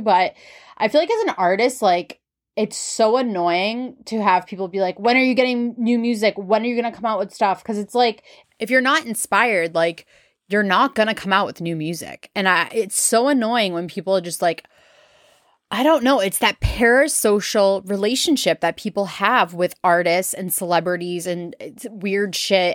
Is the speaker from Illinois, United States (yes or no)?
no; New England, Massachusetts, United States; I am from New England, Massachusetts specifically